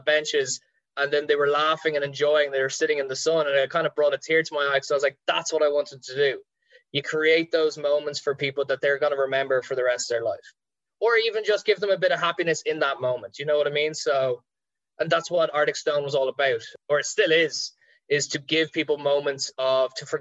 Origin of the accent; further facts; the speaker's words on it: Ireland; our Irish people